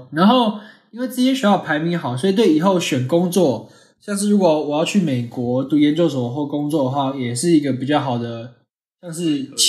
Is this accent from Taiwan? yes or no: yes; Taiwan; moved away as an adult; now in Singapore; 我来自台湾，